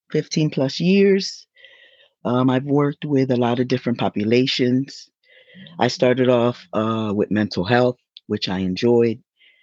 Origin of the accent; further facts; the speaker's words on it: New York, United States; also born or lived in Puerto Rico; I grew up in violin, but I come from New York. I don't know. I mean, most people that know me know that I am from New York, but I grew up in violin. I'm what they call one of those New Yorkans.